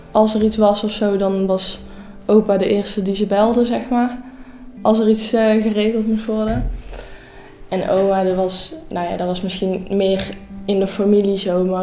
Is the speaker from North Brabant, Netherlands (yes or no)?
yes; North Brabant, Netherlands; ik ben 16 eh, jaar en ik kom uit Brabant en ik zit nu in 5 VWO op, eh, in Veghel.